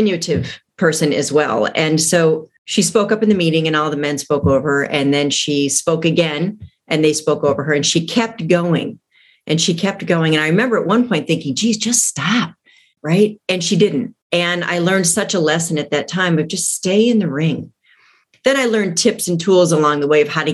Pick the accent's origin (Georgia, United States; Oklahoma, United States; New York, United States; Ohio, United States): Ohio, United States; Toledo; moved away as an adult; also born or lived in San Francisco; I'm from Toledo, Ohio, and was brave enough to fly to San Francisco without a job